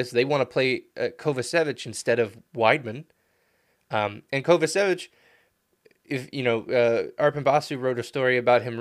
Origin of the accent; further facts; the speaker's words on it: United States; I'm an American